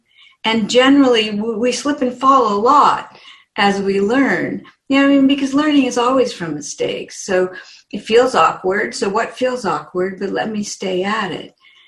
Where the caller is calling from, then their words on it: Phoenix, Arizona, United States; From Phoenix, Arizona, where it's usually sunny, and today it's overcast.